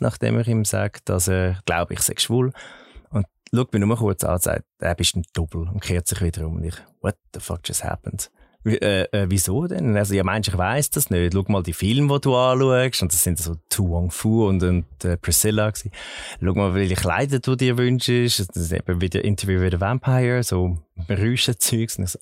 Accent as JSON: {"language": "German", "region": "Zurich", "country": "Switzerland", "tie": "born or raised there", "said": "ich bin in Zürich geboren und aufgewachsen"}